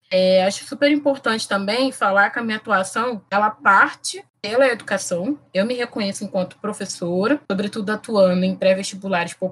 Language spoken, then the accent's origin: Portuguese; Campo Grande, Brazil; Campo Grande é justamente o lugar onde eu cresci, e onde eu me reconheço.